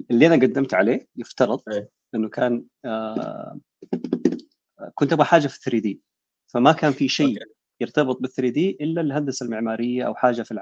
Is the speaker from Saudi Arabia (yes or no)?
yes; Jeddah, Makkah Province, Saudi Arabia; عندنا بيحكوا نحن من جده آه سيول السيول عندنا الكباري بتقفل